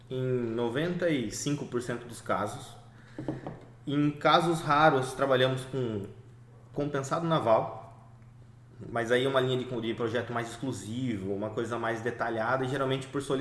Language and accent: Portuguese; Sorocaba, São Paulo, Brazil; Nós somos de Sorocaba, tanto eu quanto o Robson.